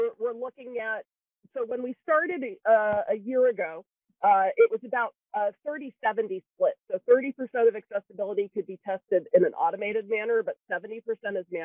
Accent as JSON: {"language": "English", "region": "New Brunswick", "country": "Canada", "moved": "yes", "lives_now": "Cupertino, United States", "said": "I'm originally from the province of New Brunswick in northeastern Canada, the main side of Canada"}